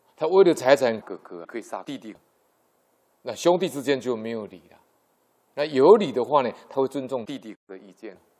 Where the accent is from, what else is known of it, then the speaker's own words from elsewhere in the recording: Yilan County, Taiwan; 我的故乡宜兰